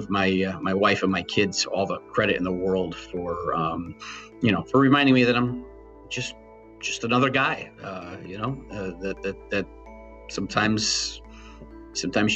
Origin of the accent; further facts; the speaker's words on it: New Britain, Connecticut, United States; I was the New Britain kid. I grew up in New Britain.